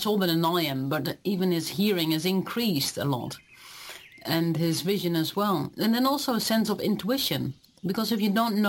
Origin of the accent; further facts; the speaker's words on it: Netherlands; moved away as an adult; now in New Zealand; I am originally from Holland